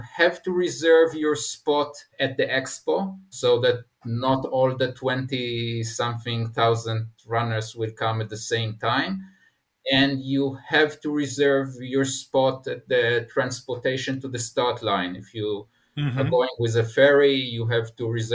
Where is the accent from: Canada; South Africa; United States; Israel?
Israel; I'm coming from Israel